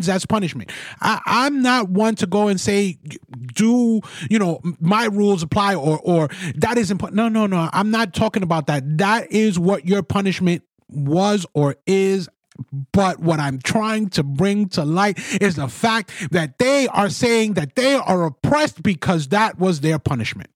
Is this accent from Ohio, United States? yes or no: no; New York City, New York, United States; I'm a Spanish kid born and raised in the Bronx, New York.